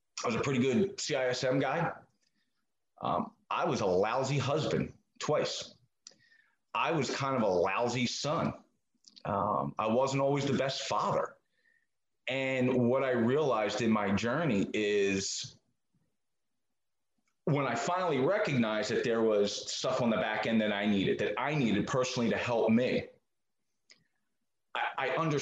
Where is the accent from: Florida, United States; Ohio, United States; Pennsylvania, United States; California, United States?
Pennsylvania, United States; Marcus Hook; moved away as an adult; also born or lived in Maryland; I am originally from the Philadelphia area. I grew up in a place called Marcus Hook, which is just south of Philly.